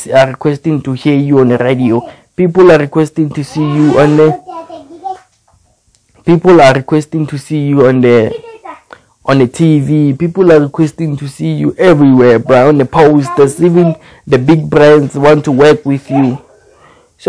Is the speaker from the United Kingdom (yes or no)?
no; South Africa; Where I'm from South Africa